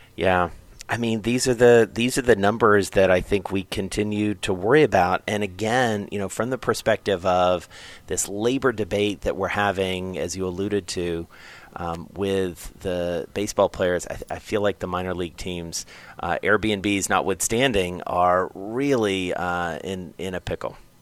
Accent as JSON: {"language": "English", "region": "the South", "country": "United States", "tie": "born or raised there", "moved": "yes", "said": "I grew up in the South"}